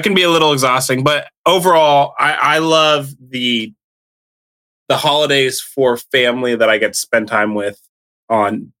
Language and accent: English; Illinois, United States; also born or lived in Seattle area, Washington; now in Washington, United States; when I grew up in Illinois